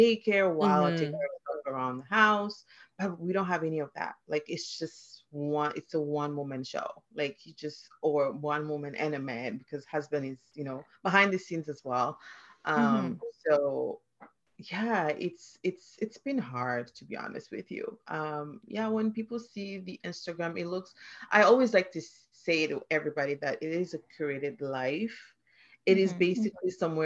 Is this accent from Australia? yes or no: no; Mali; English is a second language; moved away as an adult; also born or lived in Philadelphia, United States / Minnesota, United States; now in Canada; I am originally from Mali, which is a West African country.